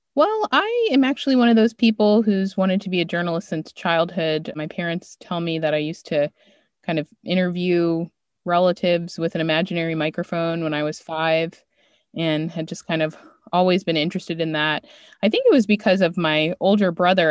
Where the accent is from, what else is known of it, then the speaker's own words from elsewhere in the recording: Maryland, United States; moved away as an adult; also born or lived in New York / Los Angeles; I'm from Maryland